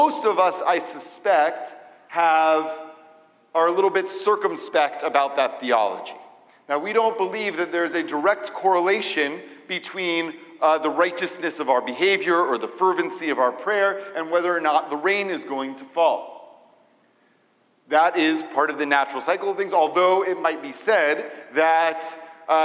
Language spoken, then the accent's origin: English; Atlanta, Georgia, United States; moved away; also born or lived in Israel; growing up in Atlanta